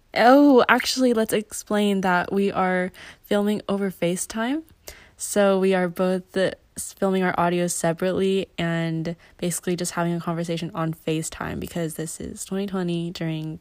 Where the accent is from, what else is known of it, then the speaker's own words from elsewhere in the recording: California, United States; I was born and raised in California.